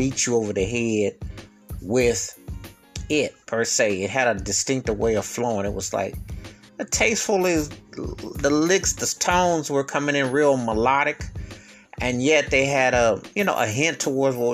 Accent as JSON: {"language": "English", "town": "Buffalo", "region": "New York", "country": "United States", "tie": "born or raised there", "said": "my hometown of Buffalo, New York"}